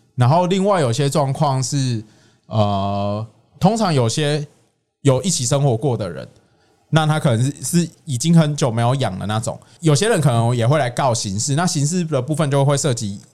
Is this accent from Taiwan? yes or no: yes; Tainan, Taiwan; 我的家乡，台南